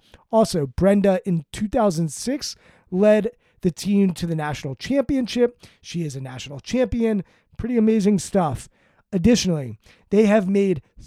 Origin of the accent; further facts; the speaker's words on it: Maryland, United States; I grew up in Maryland. I'm from Maryland. I live in Maryland